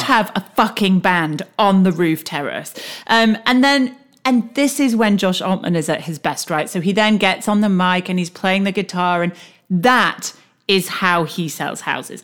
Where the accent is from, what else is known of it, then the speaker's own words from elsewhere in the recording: United Kingdom; accent: British; also born or lived in United States; we're British and we're living in the States